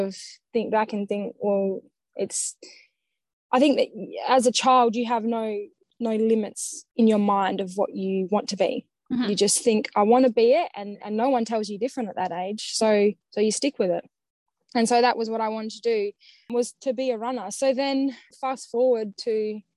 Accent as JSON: {"language": "English", "town": "Perth", "region": "Western Australia", "country": "Australia", "tie": "born or raised there", "also_born_or_lived": "Bunbury", "said": "I would have been 8 years old, I think year four. So my parents divorced, and then we moved from Bunbury to Perth."}